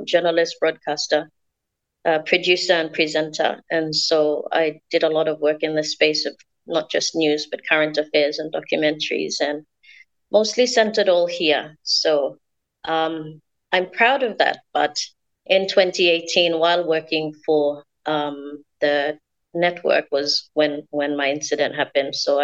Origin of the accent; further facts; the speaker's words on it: Central Province, Papua New Guinea; I'm from Central Province here in Papua New Guinea.